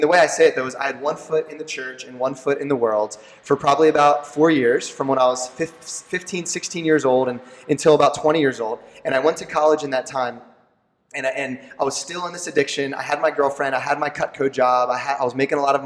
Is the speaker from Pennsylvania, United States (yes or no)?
yes; Lancaster County, Pennsylvania, United States; I'm born and raised in Lancaster County